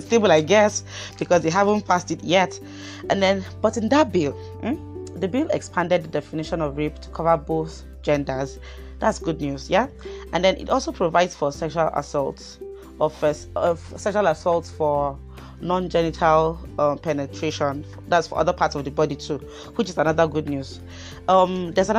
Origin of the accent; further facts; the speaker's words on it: Kaduna State, Nigeria; my dear state Kaduna